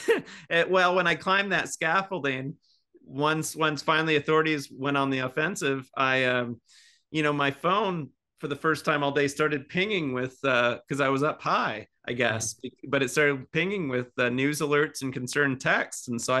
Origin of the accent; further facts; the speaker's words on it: Seattle, Washington, United States; You know, I'm from Seattle